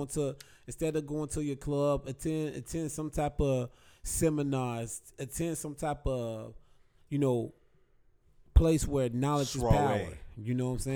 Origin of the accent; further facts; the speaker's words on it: Chicago, Illinois, United States; We're from Chicago